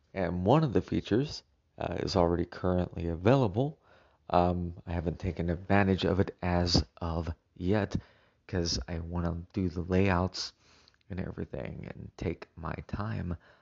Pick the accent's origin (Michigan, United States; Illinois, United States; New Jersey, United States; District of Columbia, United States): Illinois, United States; moved away; happens to be my home state where I was born, I don't currently live there